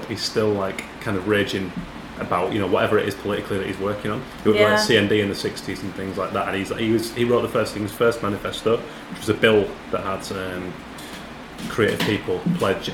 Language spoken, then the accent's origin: English; United Kingdom; as a Brit